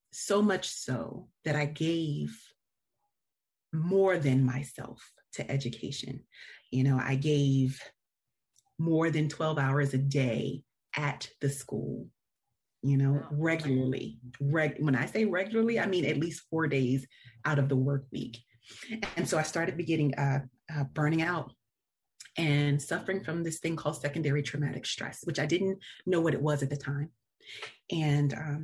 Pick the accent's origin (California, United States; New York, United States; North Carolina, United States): North Carolina, United States; Ahoskie; I am from Ahoskie, North Carolina. It is a very small town